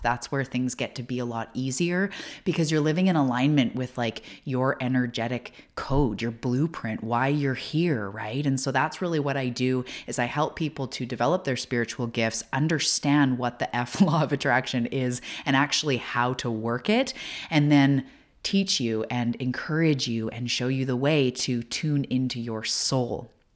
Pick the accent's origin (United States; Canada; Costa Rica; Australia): Canada; also born or lived in Vancouver Island, British Columbia; I'm also a Canadian, and I live on Vancouver Island, which is all the way to the West Coast of Canada